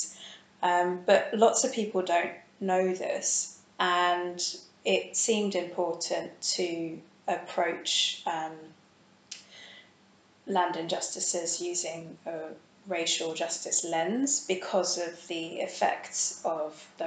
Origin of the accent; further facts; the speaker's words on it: London, United Kingdom; I grew up in London